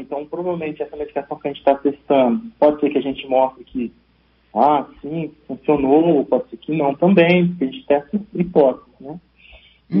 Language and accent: Portuguese; São Paulo, Brazil; now in Espírito Santo, Brazil; eu vim de São Paulo, sou paulista